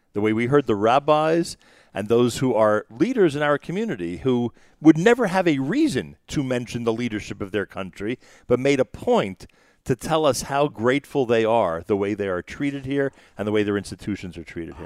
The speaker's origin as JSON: {"language": "English", "region": "New York", "country": "United States", "said": "we're from New York"}